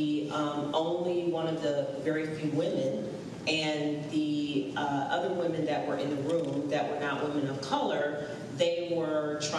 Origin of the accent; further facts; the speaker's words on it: Jacksonville, Florida, United States; I'm still from Jacksonville, Florida